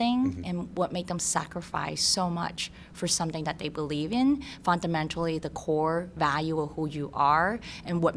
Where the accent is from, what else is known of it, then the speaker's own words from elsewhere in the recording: San Francisco, California, United States; I grew up in Chinatown